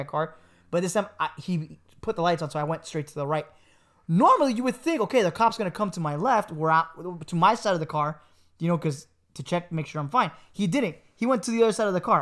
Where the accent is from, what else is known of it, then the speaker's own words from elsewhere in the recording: Miami, Florida, United States; moved away; I'm from Miami